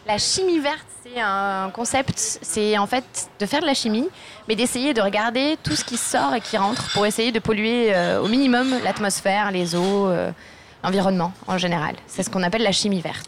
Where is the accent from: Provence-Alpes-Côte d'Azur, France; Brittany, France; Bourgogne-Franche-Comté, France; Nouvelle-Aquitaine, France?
Provence-Alpes-Côte d'Azur, France; Marseille; moved away as an adult; now in Grenoble, France; originaire de Marseille et je travaille sur Grenoble